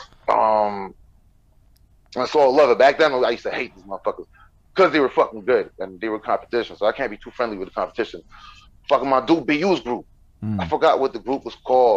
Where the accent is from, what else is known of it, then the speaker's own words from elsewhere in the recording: Montreal, Quebec, Canada; I was a crazy kid from Montreal